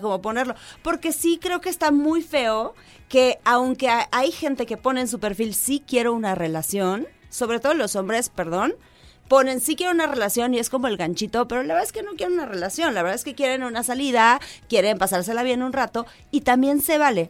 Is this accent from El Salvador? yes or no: no; Mexico; somos mexicanos